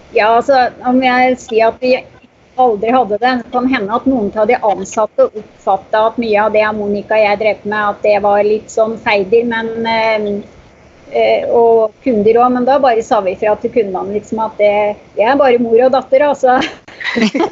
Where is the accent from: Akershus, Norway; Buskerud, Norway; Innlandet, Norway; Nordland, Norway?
Innlandet, Norway; Moelven; also born or lived in Oslo; etter ett år da, så flytter vi hjem igjen til Moelven.